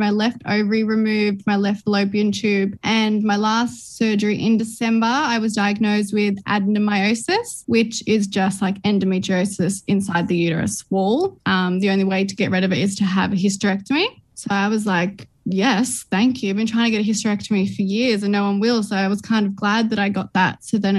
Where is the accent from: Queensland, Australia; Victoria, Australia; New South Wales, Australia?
Victoria, Australia; Melbourne; I grew up in Melbourne in the western suburbs, and I've got two sisters and an older brother.